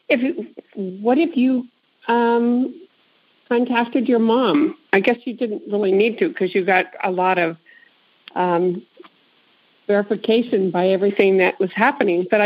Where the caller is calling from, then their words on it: California, United States; Um, I'm calling from the Bay Area in California.